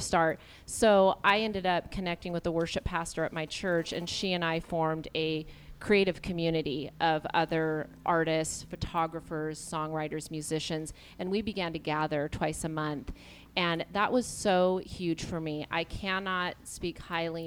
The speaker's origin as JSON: {"language": "English", "town": "Seattle", "region": "Washington", "country": "United States", "said": "I'm from Seattle"}